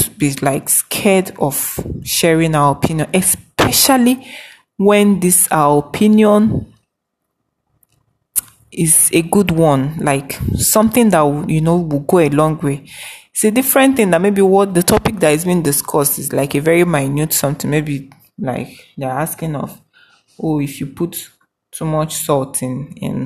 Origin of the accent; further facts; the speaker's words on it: Nigeria; We are all Nigerian.